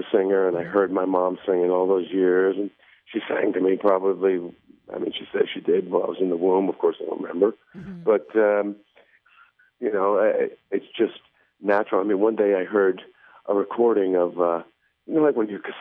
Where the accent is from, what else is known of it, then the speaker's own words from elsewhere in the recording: New Jersey, United States; also born or lived in Buffalo, New York / Mohawk Valley, New York; I went to kindergarten in Buffalo, kindergarten through fourth grade in Buffalo. I moved to New Jersey when I was about 9 years old